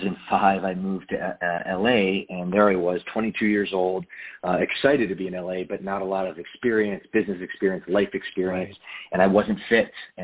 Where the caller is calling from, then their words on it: California, United States; I'm in Southern California in Orange County, which is about 60 miles south of Los Angeles.